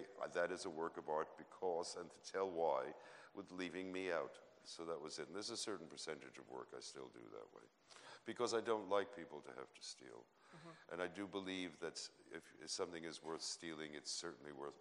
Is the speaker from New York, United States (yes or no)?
yes; New York City, New York, United States; I was born into a culture in New York City